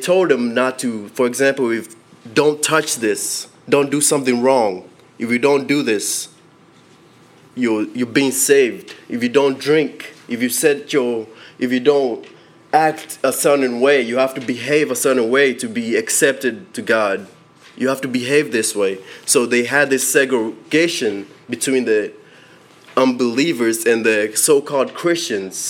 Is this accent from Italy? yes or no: no; Kenya; I was born in Kenya